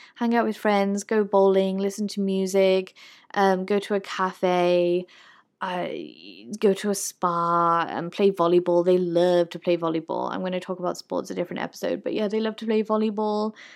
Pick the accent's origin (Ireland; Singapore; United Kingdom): United Kingdom; As a British person